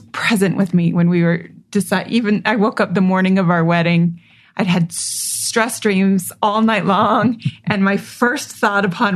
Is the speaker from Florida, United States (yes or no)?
no; Provo, Utah, United States; I grew up in Provo, Utah, an only child living with my mom and my grandma